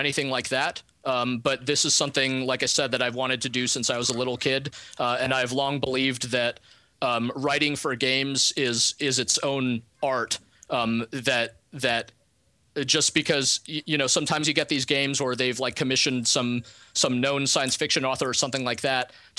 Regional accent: Moscow, Russia; moved away; I'm an immigrant. I come from Moscow

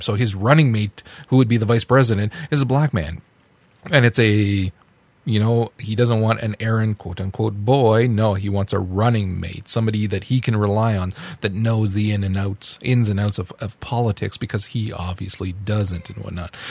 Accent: Canada; As a Canadian

